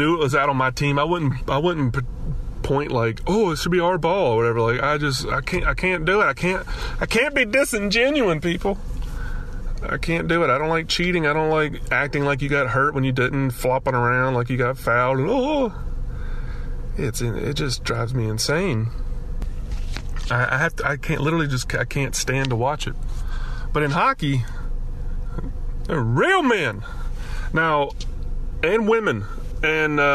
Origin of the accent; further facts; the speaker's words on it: Alabama, United States; moved away as an adult; now in California, United States; growing up in Alabama, we don't have hockey.